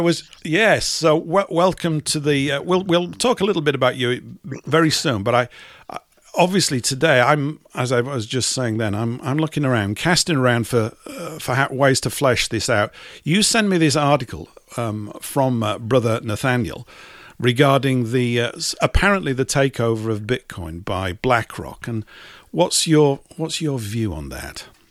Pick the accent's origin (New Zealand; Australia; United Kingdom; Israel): United Kingdom; England; an English type